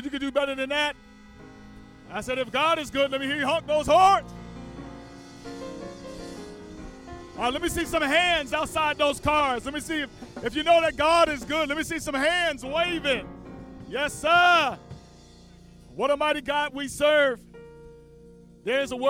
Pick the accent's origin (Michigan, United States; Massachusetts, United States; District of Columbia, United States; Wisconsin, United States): District of Columbia, United States; Washington; now in Cleveland, United States; Washington, D.C., my home city and my hometown.